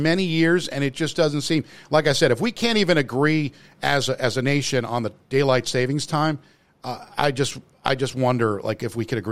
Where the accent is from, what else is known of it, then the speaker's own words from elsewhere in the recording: United States; moved away; also born or lived in New Jersey; I grew up in obviously in New York and New Jersey